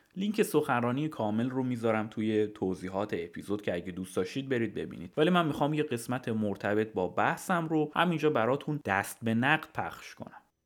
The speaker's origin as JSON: {"language": "Persian", "country": "Iran", "also_born_or_lived": "England", "moved": "as an adult", "lives_now": "United Kingdom", "said": "وقتی از ایران اومدم بیرون اینجا توی انگلیس"}